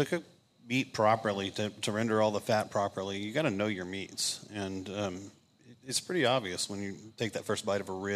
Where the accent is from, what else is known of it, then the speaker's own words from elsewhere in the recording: Austin, Texas, United States; now in Omaha, United States; I'm from Austin, Texas, so my style is pretty much Texas style